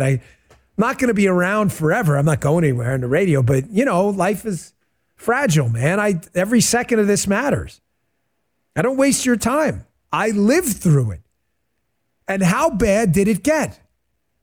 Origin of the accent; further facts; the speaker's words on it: New York, United States; moved away as an adult; now in Stuart, Florida, United States; I grew up in New York in my entire life in the New York of the 80s